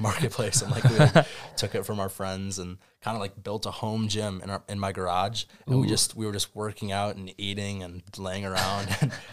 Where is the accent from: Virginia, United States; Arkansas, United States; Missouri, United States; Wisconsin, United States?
Wisconsin, United States; Madison; I've always been a kind of around Madison and growing up in that culture